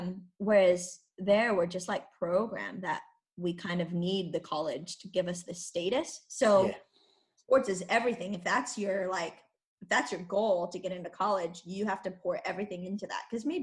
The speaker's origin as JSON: {"language": "English", "region": "California", "country": "United States", "also_born_or_lived": "Iceland", "moved": "as an adult", "lives_now": "Switzerland"}